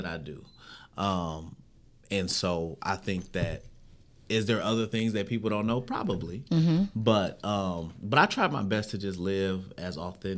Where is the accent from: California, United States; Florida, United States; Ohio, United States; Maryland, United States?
California, United States; San Bernardino; I'm talking about born at St. Bernardine's Hospital in the heart of San Bernardino.